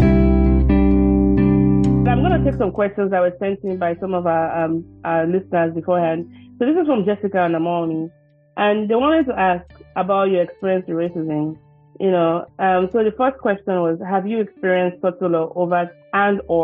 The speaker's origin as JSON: {"language": "English", "region": "Lagos", "country": "Nigeria", "tie": "born or raised there", "moved": "yes", "said": "Because growing up in Lagos, I grew up in Lagos like you, man"}